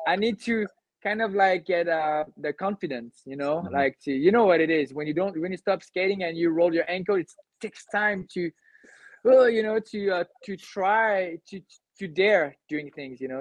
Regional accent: Cannes, Provence-Alpes-Côte d'Azur, France; i'm from the southeast of france i grew up in cannes

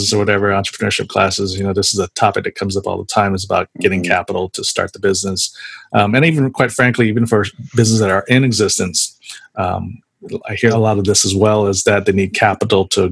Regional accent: San Jose, California, United States; I grew up in San Jose, so I'm definitely a Warriors fan

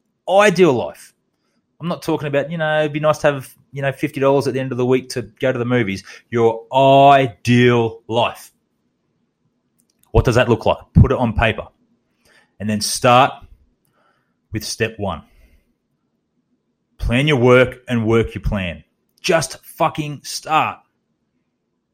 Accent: Australia; also born or lived in Townsville, Queensland; as an Australian

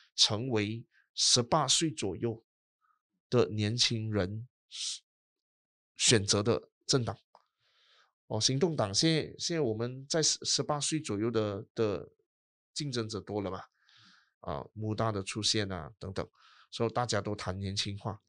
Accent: Sabah, Malaysia; 作为一个沙巴人嗯。或者是作为一个东马人

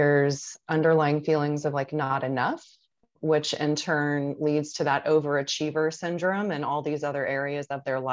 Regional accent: Tampa, Florida, United States; I'm originally from Tampa, Florida, and I still live within the Tampa Bay area.

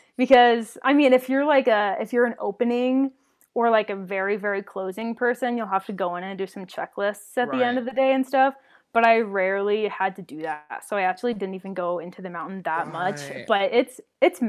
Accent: Washington, United States; moved away as an adult; also born or lived in Minnesota / Orlando, Florida; I'm originally from Washington State

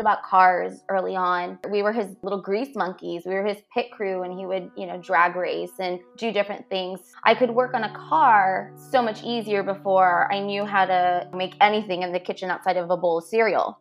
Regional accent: Weslaco, Texas, United States; also born or lived in McAllen, Texas / Monte Alto, Texas; I was born in McAllen, raised in Weslaco, uh, but I went to school for my formative years in uh, Monte Alto

